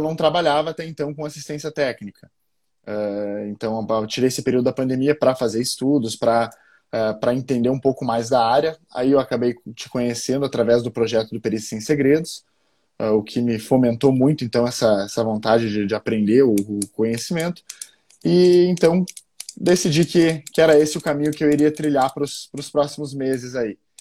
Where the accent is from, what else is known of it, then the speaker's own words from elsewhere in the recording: Passo Fundo, Rio Grande do Sul, Brazil; sou gaúcho de Passo Fundo, né, aqui do no frio do no, no sul do está no sul do, do, país